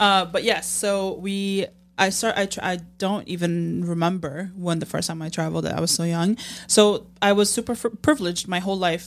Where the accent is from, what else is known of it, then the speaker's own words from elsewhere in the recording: Jordan; moved away as an adult; also born or lived in United States; now in Chicago, United States; Born and raised in Jordan till I was eighteen and I moved to the States